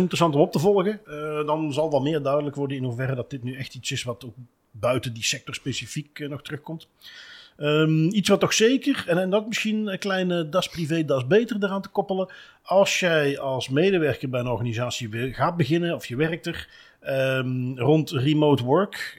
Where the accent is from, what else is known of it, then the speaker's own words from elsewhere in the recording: Belgium; wij als Belgen